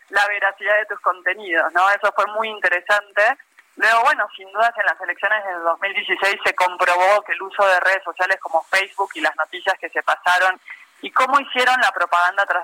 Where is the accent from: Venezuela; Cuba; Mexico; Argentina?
Mexico; nosotros que somos mexicanos